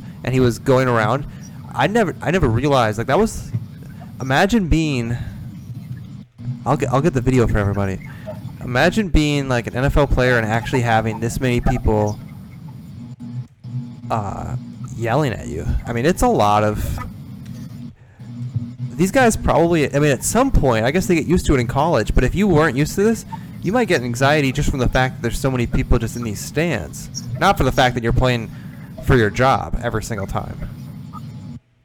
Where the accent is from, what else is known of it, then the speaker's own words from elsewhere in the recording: Minnesota, United States; I was from Minnesota